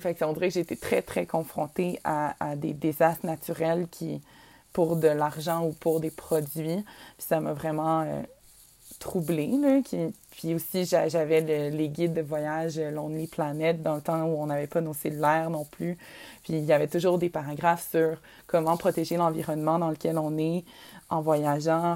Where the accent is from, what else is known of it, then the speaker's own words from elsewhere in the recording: Quebec, Canada; notre Québec, l'endroit où on vient.